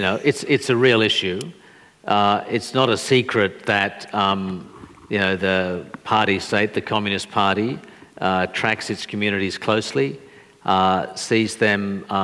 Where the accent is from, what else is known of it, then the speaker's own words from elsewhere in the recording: Australia; particularly as an Australian.